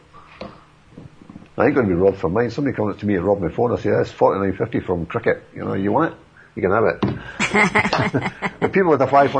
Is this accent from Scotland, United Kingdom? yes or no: yes; Scotland, United Kingdom; moved away; I'm Scottish